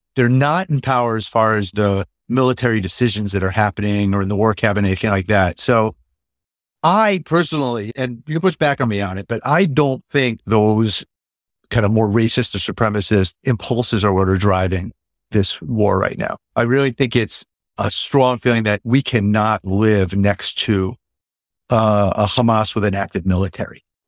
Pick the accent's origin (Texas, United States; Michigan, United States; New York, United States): New York, United States; New York area, United States; also born or lived in Jerusalem, Israel / Southeast Massachusetts; now in Massachusetts, United States; I grew up in the New York area